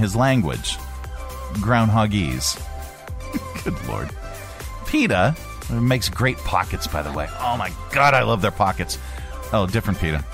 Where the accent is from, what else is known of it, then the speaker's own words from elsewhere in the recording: Pennsylvania, United States; I am from Pennsylvania.